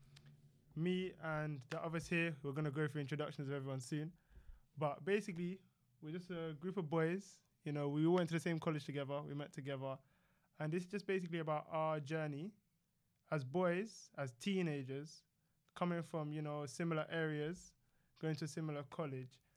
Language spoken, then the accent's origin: English; London, United Kingdom; I'm from North London